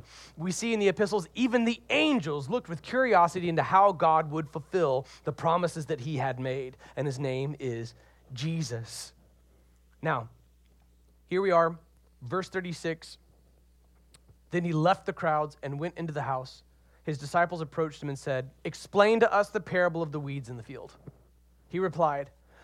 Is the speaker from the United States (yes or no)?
yes; Deep South, United States; accent: Southern; now in Seattle, United States; I'm originally from the Deep South.